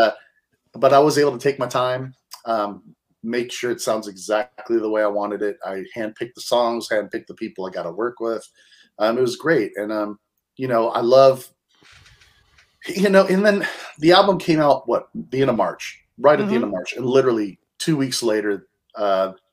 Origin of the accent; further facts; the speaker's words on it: Bay Area, California, United States; growing up in the Bay Area